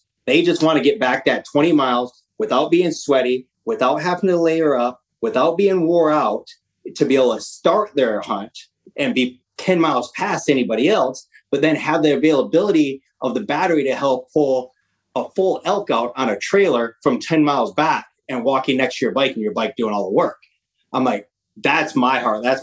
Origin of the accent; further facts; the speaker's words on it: Michigan, United States; now in Washington, United States; I'm a Midwest. I'm originally from Michigan. I live in Washington now